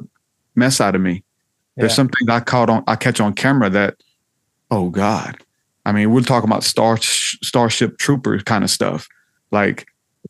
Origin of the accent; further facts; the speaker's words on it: the South, United States; I'm from the South